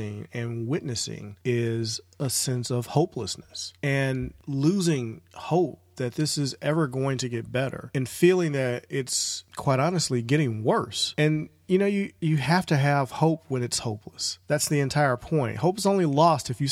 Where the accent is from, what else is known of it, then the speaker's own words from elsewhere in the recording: St. Louis, Missouri, United States; right here in my hometown of St. Louis